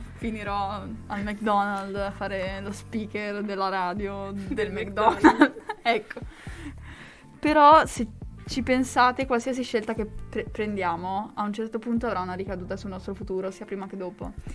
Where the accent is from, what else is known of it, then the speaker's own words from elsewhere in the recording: Bagnacavallo, Emilia-Romagna, Italy; also born or lived in Lugo; ho un rapporto un po' brutto con eh, Bagnacavallo